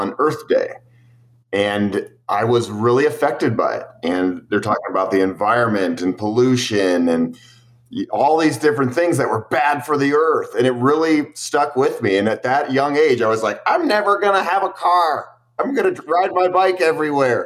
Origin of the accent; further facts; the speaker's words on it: United States; growing up in the United States